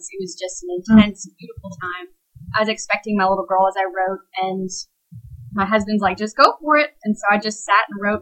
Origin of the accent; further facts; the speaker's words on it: Tennessee, United States; also born or lived in Lancaster, Pennsylvania / Wisconsin; we moved to Tennessee area